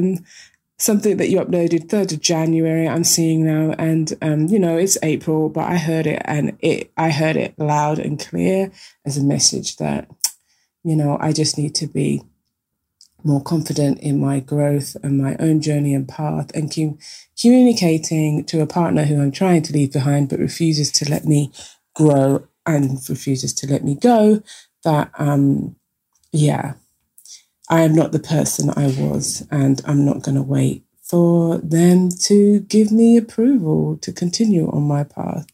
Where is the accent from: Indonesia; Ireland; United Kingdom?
United Kingdom; London; moved away as an adult; now in Vienna, Austria; I'm a Londoner from, grew up in Tower Hamlets